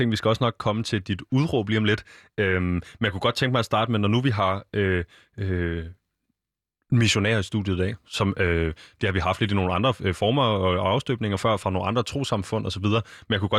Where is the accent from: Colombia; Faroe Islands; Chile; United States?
United States; Wilmington, Delaware; Danish is a second language; now in Denmark; Jeg kommer fra Delaware. Det ligger over på østkysten. virkelig lille stat.